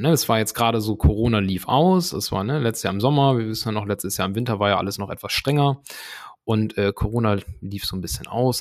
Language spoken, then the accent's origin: German; Germany; ich komme hier selbst aus der Gegend, ne, aus dem Bremer Umland